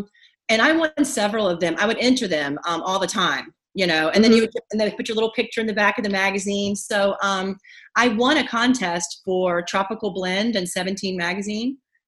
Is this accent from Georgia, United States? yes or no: yes; Atlanta, Georgia, United States; also born or lived in Rome, Georgia; I am from a little town. I was born in a little town in Georgia, but I grew up around Atlanta, Georgia.